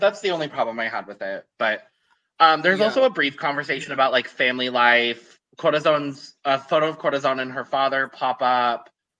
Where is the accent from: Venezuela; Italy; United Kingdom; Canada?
United Kingdom; I was about to dox you. I'm British.